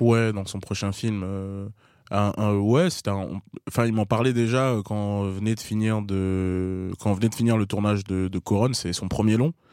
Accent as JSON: {"language": "French", "town": "La Courneuve", "region": "Île-de-France", "country": "France", "tie": "born or raised there", "said": "J'ai grandi à La Courneuve."}